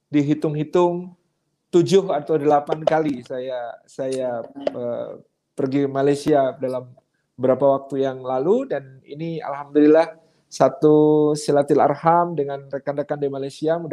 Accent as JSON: {"language": "Indonesian", "town": "Yogyakarta", "region": "Special Region of Yogyakarta", "country": "Indonesia", "tie": "born or raised there", "said": "uh, lahir di Yogyakarta, Indonesia dan hmm. Alhamdulillah sampai sekarang masih duduk ke Yogyakarta."}